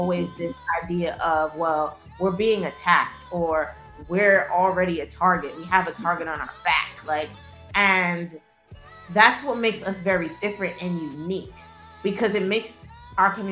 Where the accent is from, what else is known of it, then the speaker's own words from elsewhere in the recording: New York City, New York, United States; I come from Brooklyn. I'm not from Manhattan. I didn't grow up on the Upper East Side